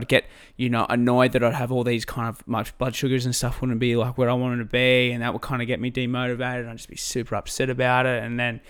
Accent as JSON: {"language": "English", "town": "Albury-Wodonga", "region": "New South Wales", "country": "Australia", "tie": "born or raised there", "said": "Well, yeah, so I grew up in Albury-Wodonga, just on the border of New South Wales and Victoria."}